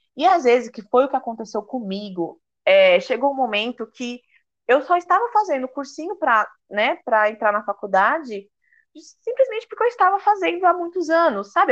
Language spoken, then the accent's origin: Portuguese; São Paulo, Brazil; moved away as an adult; now in Recife, Brazil; eu nasci em São Paulo, sou né, de São Paulo, amo São Paulo, é, vivi muito tempo né, da minha vida ali.